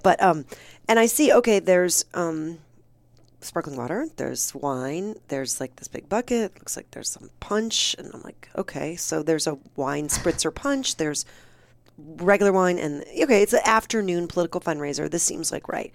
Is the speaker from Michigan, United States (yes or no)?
yes; Michigan, United States; moved away; also born or lived in Cleveland, Ohio; I'm from Michigan, but I went to college in Ohio